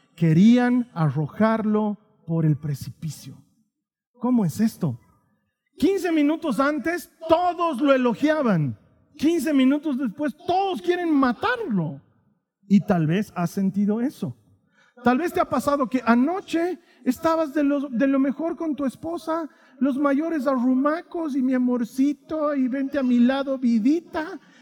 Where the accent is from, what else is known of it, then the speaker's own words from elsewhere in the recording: Bolivia; vengo de Bolivia